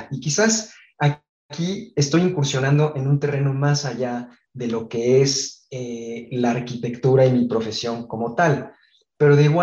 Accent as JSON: {"language": "Spanish", "town": "Guadalajara", "region": "Jalisco", "country": "Mexico", "tie": "born there", "said": "Nací en, en Guadalajara, en México, pero me he cambiado cerca de 12 veces de, ciudad y, de escuela, 25 de casa"}